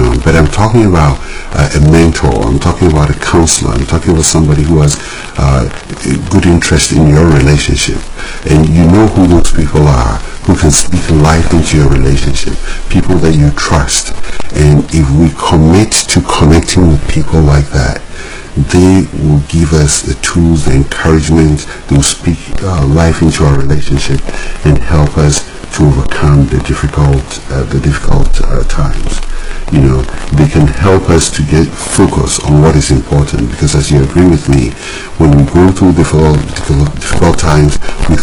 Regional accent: Ghana; growing up in Ghana

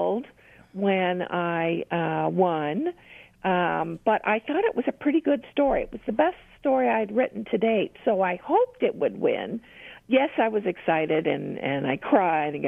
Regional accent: Oregon, United States; moved away as an adult; also born or lived in Rochester, New York / Idaho / Seal Beach, California; now in Portland, United States; I was born in Oregon

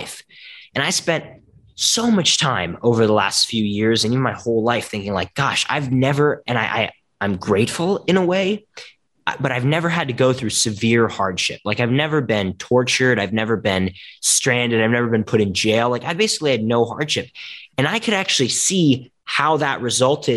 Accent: Philadelphia, Pennsylvania, United States; I was born in Philadelphia, Pennsylvania, United States of America

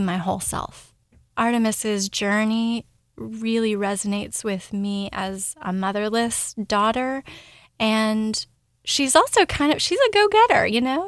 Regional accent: Ashland, Oregon, United States; now in Louisville, United States; I grew up in Southern Oregon. I was born in Ashland and grew up in a very small bubble

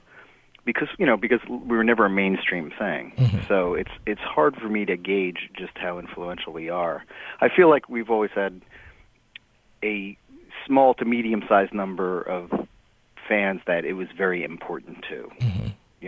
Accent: New Jersey, United States; now in New York, United States; Well, I live in New York, and I grew up in New Jersey, and I've lived in New York just forever

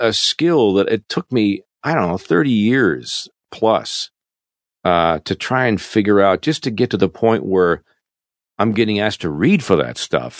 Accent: Canada; moved away as an adult; as a, an expat, an ex-Canadian, in my home country

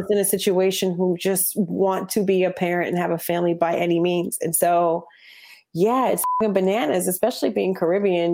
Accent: New Jersey, United States; I grew up in Jersey

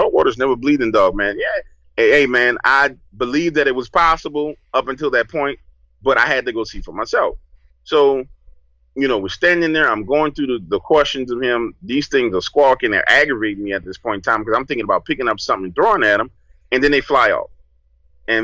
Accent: New Orleans, Louisiana, United States; I grew up in New Orleans

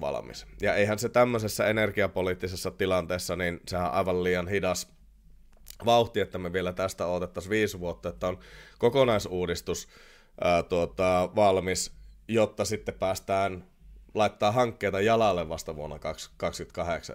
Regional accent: Oulu, North Ostrobothnia, Finland; accent: Oulu dialect; anteeksi Oulun murteeni

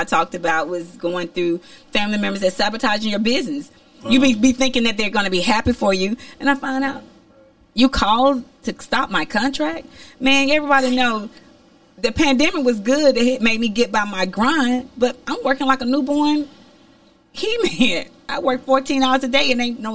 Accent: Alabama, United States; moved away as an adult; also born or lived in New York; I'm from Alabama

